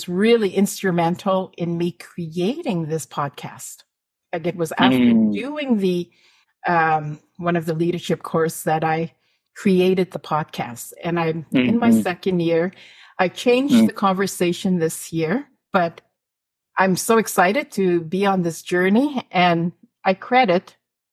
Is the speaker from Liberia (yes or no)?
no; Canada; from Northern Alberta, Saskatchewan